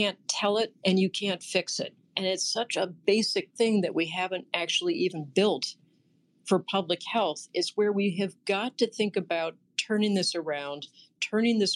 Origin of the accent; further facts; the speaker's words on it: New Jersey, United States; My home state of New Jersey